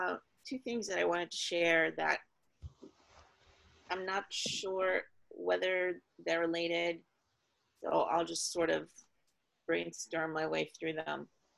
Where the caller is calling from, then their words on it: Pasadena, California, United States; I'm in Pasadena, California.